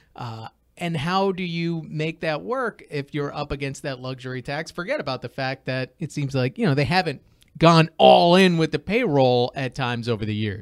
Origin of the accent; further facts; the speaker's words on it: East Islip, New York, United States; I grew up in East Islip